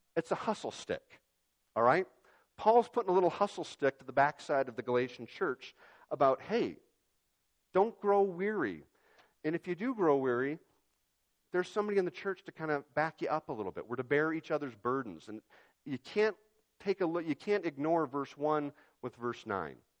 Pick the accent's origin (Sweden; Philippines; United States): United States; Yakima, Washington; when I was growing up in Yakima